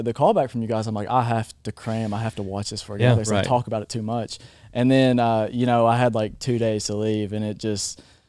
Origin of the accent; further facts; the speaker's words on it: Waynesville, Kentucky, United States; Waynesville, Kentucky.